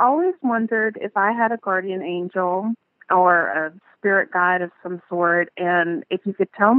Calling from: Birmingham, Alabama, United States; I'm calling from Birmingham, Alabama.

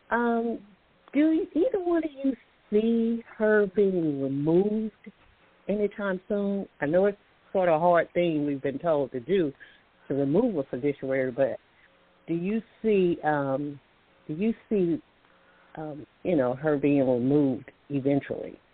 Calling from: Alabama, United States; Thank you both for taking my call. I'm calling from Alabama.

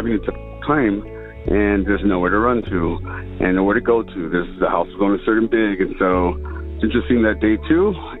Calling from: St. Paul, Minnesota, United States; I'm calling from St. Paul, Minnesota.

